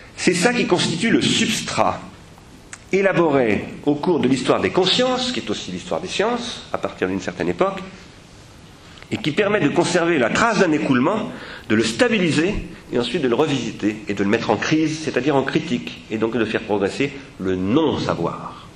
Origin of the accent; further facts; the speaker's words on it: France; nous les Français